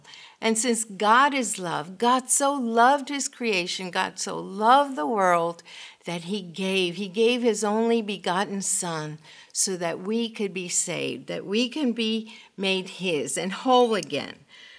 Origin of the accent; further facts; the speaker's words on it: Honduras; born there; I was born in Honduras, Central America, and my father was an international lawyer. He spoke five languages, and my mother said that we were gypsies because we moved every 3 or 4 years.